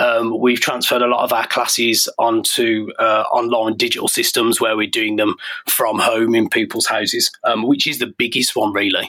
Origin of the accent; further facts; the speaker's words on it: Birmingham, West Midlands, United Kingdom; moved away as an adult; I grew up in Birmingham